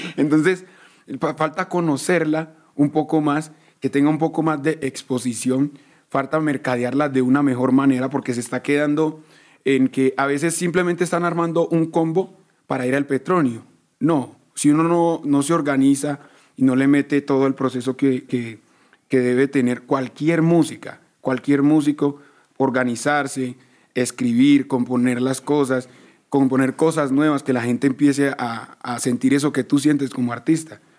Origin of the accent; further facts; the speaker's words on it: Medellín, Antioquia, Colombia; Nosotros todos, todos nacimos en Medellín.